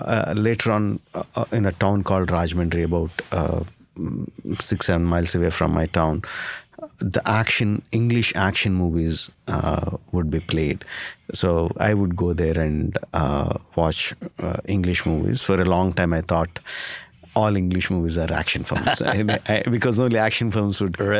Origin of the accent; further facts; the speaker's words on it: Karnataka, India; born there; English is a second language; I was born in India.